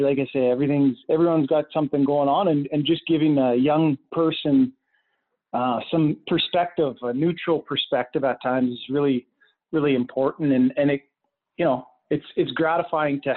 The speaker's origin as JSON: {"language": "English", "town": "Lethbridge", "region": "Alberta", "country": "Canada", "said": "I'm originally from Lethbridge"}